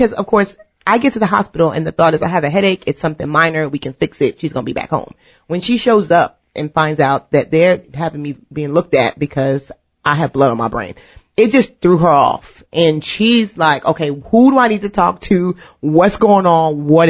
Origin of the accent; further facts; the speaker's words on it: New York City, New York, United States; so we're from New York, right? So of course we have this stigma when you're from New York